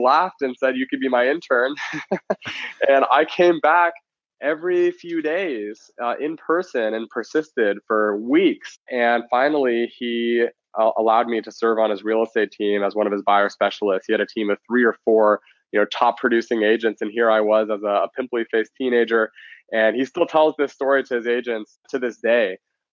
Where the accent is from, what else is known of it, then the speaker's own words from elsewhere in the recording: Palos Verdes, California, United States; also born or lived in San Luis Obispo, California / Silicon Valley; now in San Francisco, United States; I grew up in Southern California